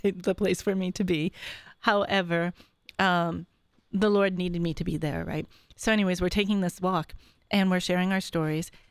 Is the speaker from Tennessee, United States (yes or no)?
no; Syracuse, New York, United States; I'm from Syracuse, New York.